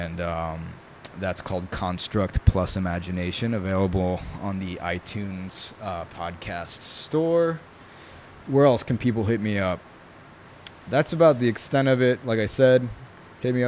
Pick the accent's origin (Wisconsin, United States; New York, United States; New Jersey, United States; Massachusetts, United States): New York, United States; first language Italian; English is a second language; I grew up in New York